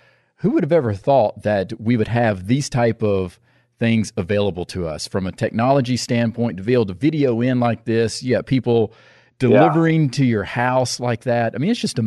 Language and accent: English; the South, United States; also born or lived in San Diego; growing up in the South